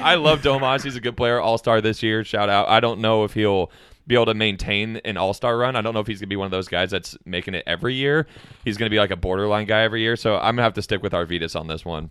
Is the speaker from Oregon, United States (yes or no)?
yes; Portland, Oregon, United States; growing up in Portland